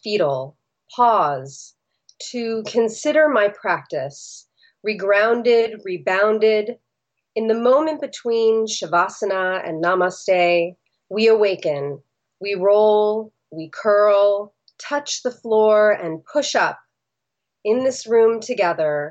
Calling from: Los Angeles, California, United States; I'm calling from Los Angeles

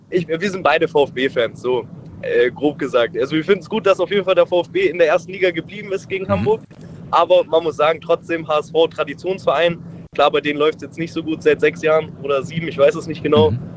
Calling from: Abfalterbach, Tyrol, Austria; Hi, ich bin aus Abfalterbach.

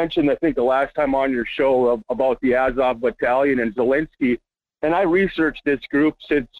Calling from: Las Vegas, Nevada, United States; Yeah, this is … from Las Vegas.

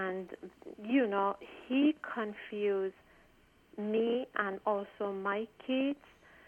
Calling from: Washington, District of Columbia, United States; I'm calling from Washington, D.C.

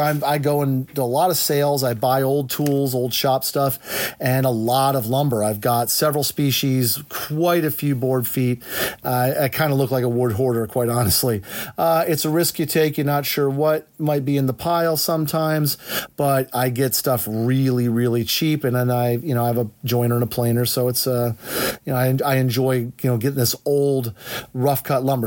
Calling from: Central Pennsylvania, United States; I'm calling from Central Pennsylvania

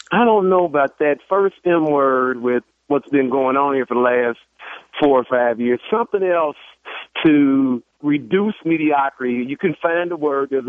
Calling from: Cincinnati, Ohio, United States; Now, I'm not from Chicago. I'm, I'm in Ohio, Cincinnati.

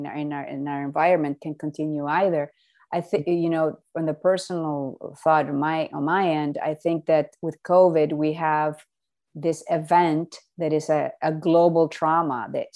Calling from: Miami, Florida, United States; No. We're in Miami.

